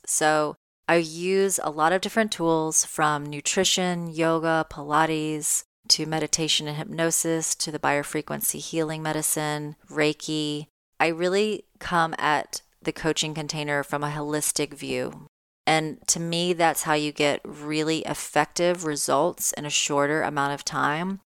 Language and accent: English; Tennessee, United States; moved away; I am in Tennessee. I am in my home. state near my hometown